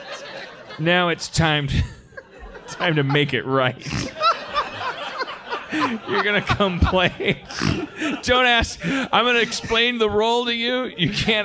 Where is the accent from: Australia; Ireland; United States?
United States; Milwaukee, Wisconsin; moved away; I grew up in Milwaukee in the 70s